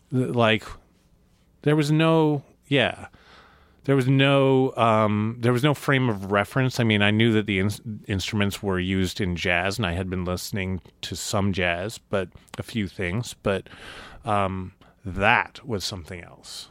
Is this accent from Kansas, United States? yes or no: yes; Topeka, Kansas, United States; moved away as an adult; also born or lived in Missoula, Montana / Lawrence, Kansas; I grew up in Topeka, Kansas